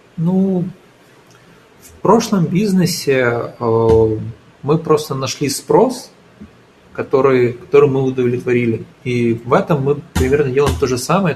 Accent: Ukraine; moved away as an adult; now in Portugal; я из Украины

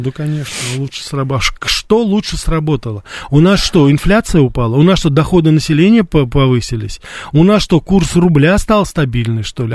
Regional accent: Russia; also born or lived in United States; я журналист из России

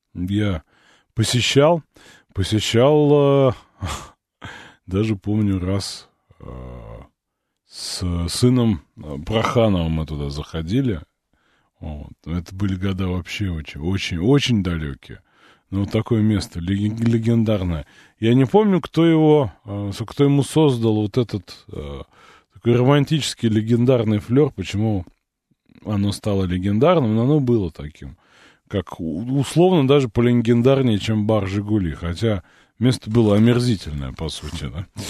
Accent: Moscow, Russia; я не из Самары, я из Москвы

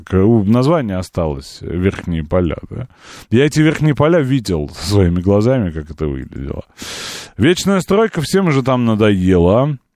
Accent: Moscow, Russia; Как москвичка считаю, что это позорище.

